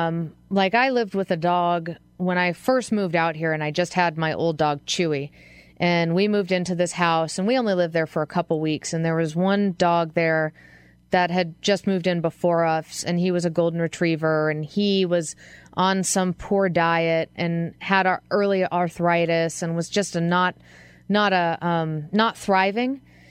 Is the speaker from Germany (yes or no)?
no; East Coast, United States; I mean, out here, I'm from the East Coast, and our thing was ticks, which is an entirely different beast.